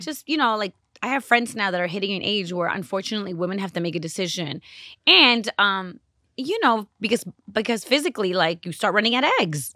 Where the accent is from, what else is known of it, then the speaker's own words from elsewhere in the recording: Los Angeles, California, United States; growing up in Los Angeles in the early nineties